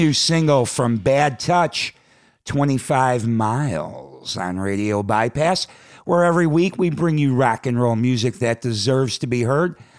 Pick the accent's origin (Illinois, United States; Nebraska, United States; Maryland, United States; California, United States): Illinois, United States; Chicago; my hometown, Chicago